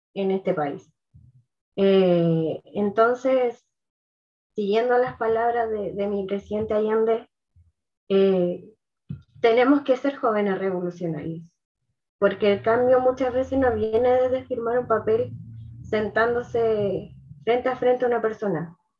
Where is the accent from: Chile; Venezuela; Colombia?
Chile